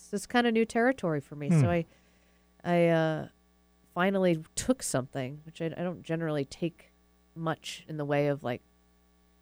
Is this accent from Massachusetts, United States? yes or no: yes; Massachusetts, United States; moved away; I'm from Massachusetts, so I've got a lot of family up there